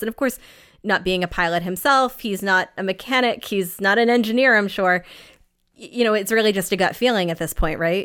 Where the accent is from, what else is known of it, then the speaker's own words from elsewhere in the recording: New England, United States; I am from New England